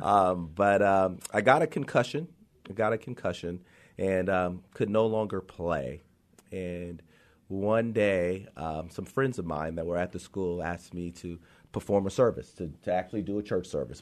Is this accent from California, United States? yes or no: yes; Compton, California, United States; I grew up in Compton because of the fact that I was there all the time